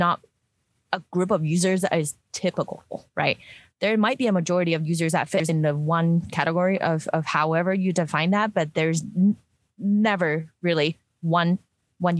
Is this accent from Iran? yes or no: no; Hong Kong; now in Utah, United States; I grew up in Hong Kong, so like very humid